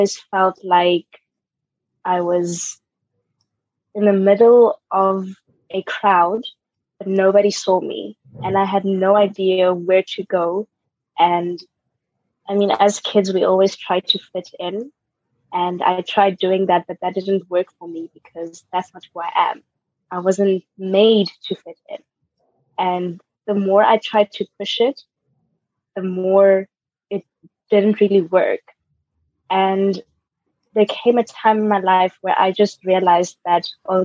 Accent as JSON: {"language": "English", "town": "Pretoria", "region": "Gauteng", "country": "South Africa", "tie": "born or raised there", "moved": "as an adult", "lives_now": "Germany", "said": "I was born in Pretoria, South Africa"}